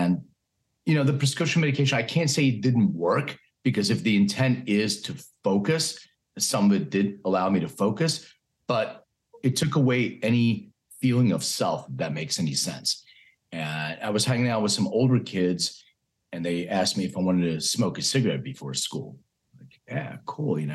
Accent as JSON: {"language": "English", "town": "Philadelphia", "region": "Pennsylvania", "country": "United States", "tie": "born or raised there", "said": "I was raised in Philadelphia"}